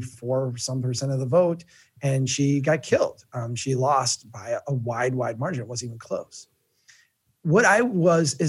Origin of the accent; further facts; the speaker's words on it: Brainerd, Minnesota, United States; also born or lived in Cass County, Minnesota; It's my hometown